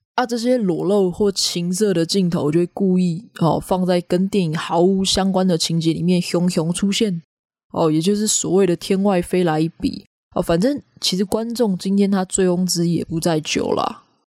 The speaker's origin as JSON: {"language": "Chinese", "country": "Taiwan", "said": "我们现在一直讲说找不到代表台湾文化的东西啊"}